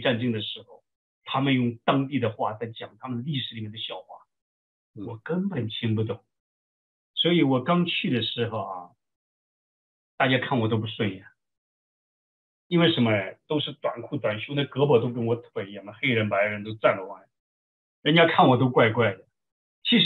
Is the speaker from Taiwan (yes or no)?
no; China; now in United States; 像我从国内来的。